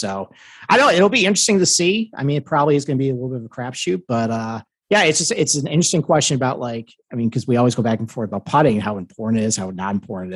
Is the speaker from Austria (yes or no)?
no; Northeast, United States; I'm from the Northeast